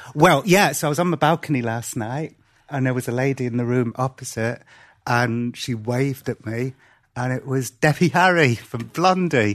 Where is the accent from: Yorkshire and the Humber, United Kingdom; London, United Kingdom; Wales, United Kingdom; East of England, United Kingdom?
Wales, United Kingdom; Cardiff; I was born and grew up in Wales